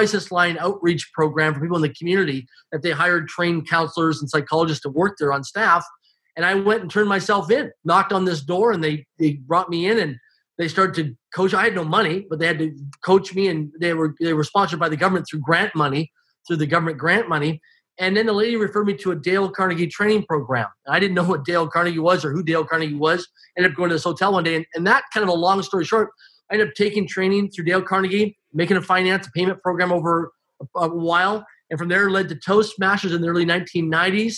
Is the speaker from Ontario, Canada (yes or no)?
no; Swift Current, Saskatchewan, Canada; I grew up in Swift Current, Saskatchewan, Canada, less than 20,000 people in population, a small community.